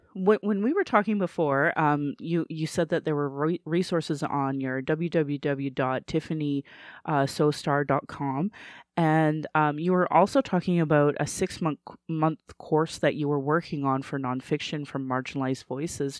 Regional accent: Calgary, Alberta, Canada; I was born in Calgary, or in Blackfoot

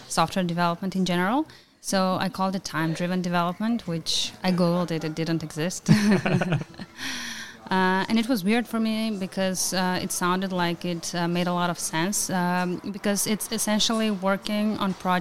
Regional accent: North Macedonia; I come from Macedonia

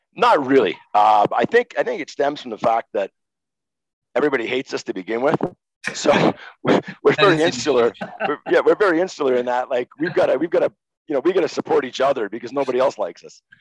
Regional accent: Montreal, Quebec, Canada; I'm a kid from Montreal, grown up watching Guy Lafleur.

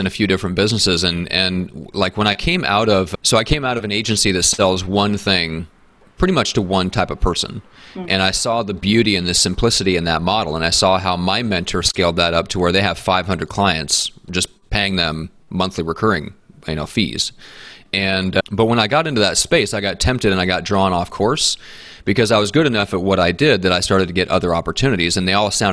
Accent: Midwest, United States; now in San Diego, United States; based in San Diego, although I'm not originally from here, I'm from the Midwest and the States and from the land of cold and snow.

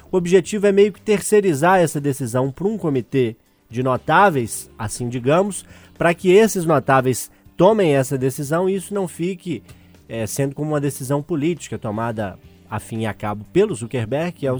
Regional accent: Urucânia, Minas Gerais, Brazil; also born or lived in Ponte Nova; minha cidade natal ali, Urucânia. Eu nasci em Ponte Nova, né? Já que Urucânia não tinha maternidade

